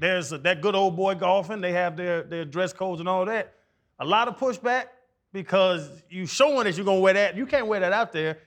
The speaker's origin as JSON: {"language": "English", "town": "Atlanta", "region": "Georgia", "country": "United States", "tie": "born or raised there", "said": "raised in Atlanta since I was eight"}